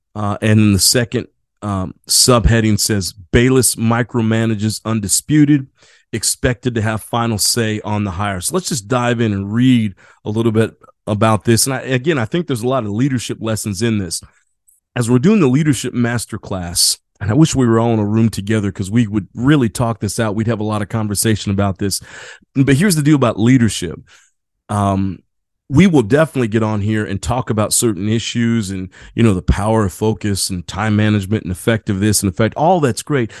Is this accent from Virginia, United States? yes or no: no; Indiana, United States; now in San Diego, United States; I grew up in Indiana